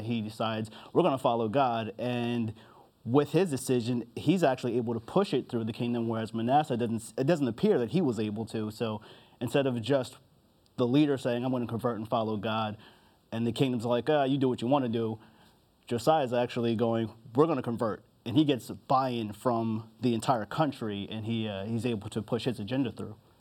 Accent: New Jersey, United States; also born or lived in Harrisburg, Pennsylvania; I was born in Harrisburg, Pennsylvania, but I kind of consider myself from Jersey since I lived there most of my life

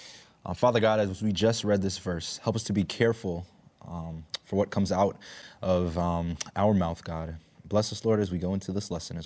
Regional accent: New York, United States; I am a New Yorker.

